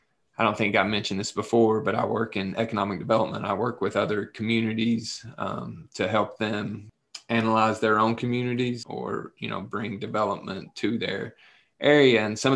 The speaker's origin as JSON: {"language": "English", "region": "Appalachia", "country": "United States", "accent": "Appalachian", "said": "when I get outside of Appalachia, of course, when I'm talking to you, my accent's even stronger"}